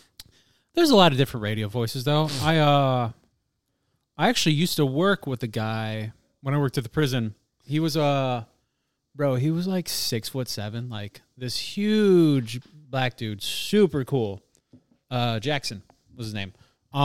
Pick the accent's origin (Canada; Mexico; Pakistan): Pakistan; Like, when I hear, like, a Pakistani accent, I'm just like, I am a Pakistani.